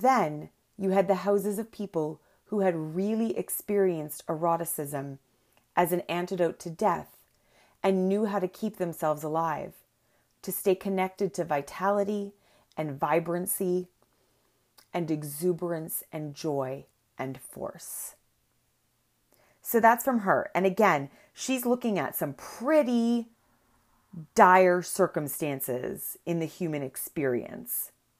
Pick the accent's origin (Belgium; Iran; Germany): Belgium; Antwerp, Flanders; There are two groups in the community of Holocaust survivors that I grew up in Antwerp.